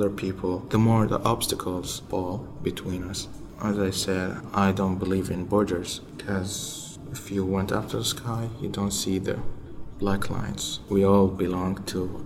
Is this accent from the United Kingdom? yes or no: no; Saudi Arabia; English is a second language; moved away as an adult; also born or lived in Utah, United States; now in United States; I'm from Saudi Arabia, I'm Muslim